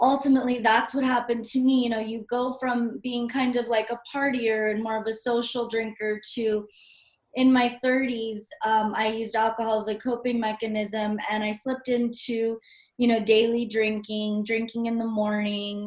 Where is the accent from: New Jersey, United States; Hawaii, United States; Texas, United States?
Hawaii, United States; I grew up in Hawaii